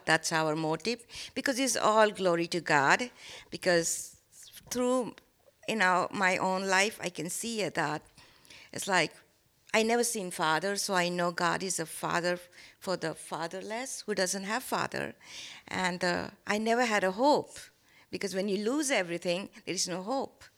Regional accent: India; English is a second language; moved away; I born and brought up in India

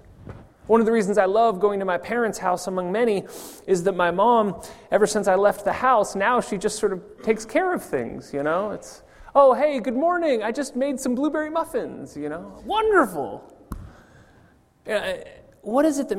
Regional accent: California, United States; also born or lived in Denver; now in Zurich, Switzerland; I was born in California

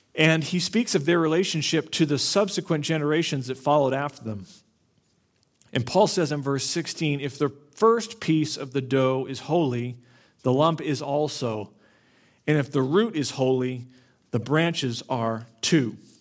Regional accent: Florida, United States; I grew up in Florida

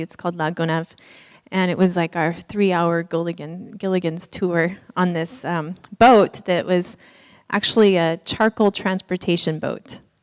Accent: Haiti; we're from Haiti

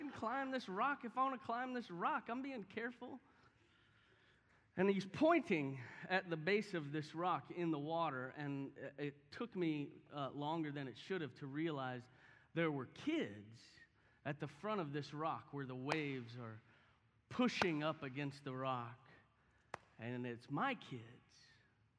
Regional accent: Houston, Texas, United States; I grew up in Houston

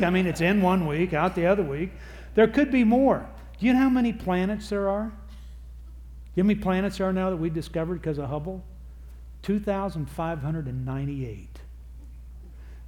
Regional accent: Texas, United States; I am from Texas, and I am in Chicago recording for you.

